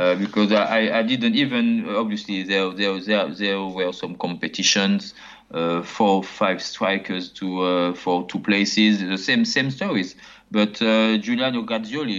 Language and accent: English; Martinique; English is a second language; moved away as an adult; also born or lived in Paris, France / Nîmes, France; my mother, she went back to Martinique, and I was 4 or 5 years old. She decided to come back to his country, and I grew up in Martinique, which is completely different